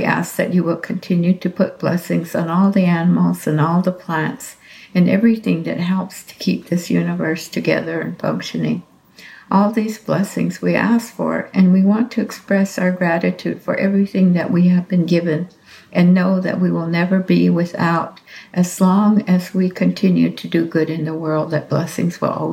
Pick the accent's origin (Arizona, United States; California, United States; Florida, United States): Arizona, United States; Hopi; I am from the Hopi tribe